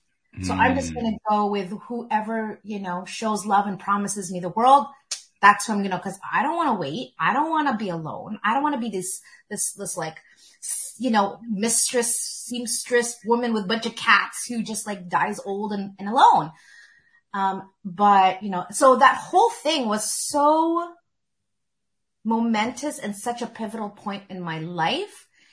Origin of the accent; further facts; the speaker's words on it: Philippines; You know, especially being Filipino, it's always like, when are you getting married?